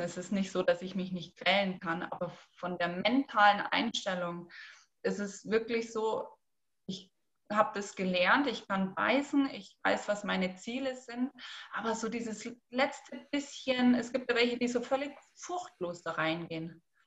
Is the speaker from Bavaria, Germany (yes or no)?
yes; Rosenheim, Bavaria, Germany; ich komme aus Rosenheim